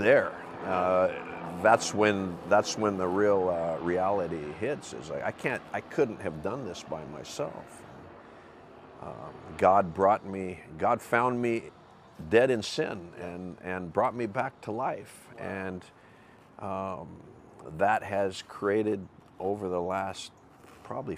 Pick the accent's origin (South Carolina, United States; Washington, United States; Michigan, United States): Washington, United States; Seattle; I'm from Seattle. Grew up with a very faith-driven mom from North Carolina, Southern Baptist, I believe. Attended Southern Baptist Church my whole childhood.